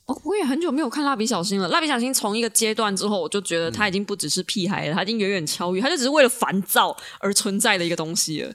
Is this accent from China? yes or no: no; Taiwan; 我身为一个台湾人